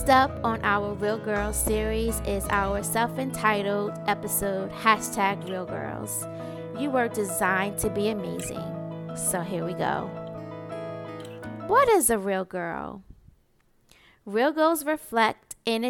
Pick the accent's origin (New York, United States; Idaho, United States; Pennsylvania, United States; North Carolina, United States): New York, United States; New York City; growing up in Marcy Projects